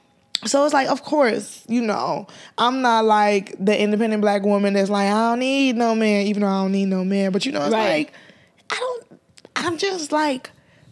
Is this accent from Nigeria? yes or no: yes; Nigeria; we're Nigerian.